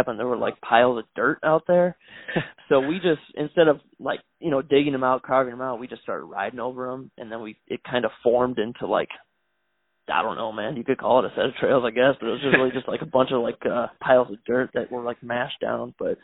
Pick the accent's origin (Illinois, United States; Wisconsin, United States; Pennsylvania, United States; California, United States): Wisconsin, United States; Delavan; also born or lived in Milwaukee, Wisconsin / Virginia; I'm from southern Wisconsin. Grew up in a town called Delavan. I was born in Milwaukee, but then we moved down to Delavan when I was about seven.